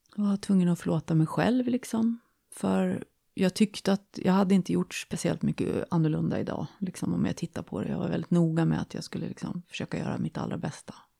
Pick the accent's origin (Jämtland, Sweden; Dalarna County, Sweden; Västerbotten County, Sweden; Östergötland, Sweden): Jämtland, Sweden; moved away as an adult; now in Stockholm, Sweden; Jag kommer från Jämtland. Eh, flyttade ner till Stockholm i början på 90-talet